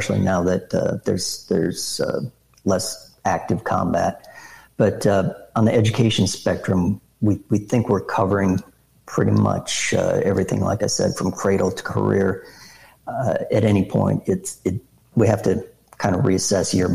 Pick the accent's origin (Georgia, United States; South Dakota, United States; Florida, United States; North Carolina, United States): South Dakota, United States; my home state, South Dakota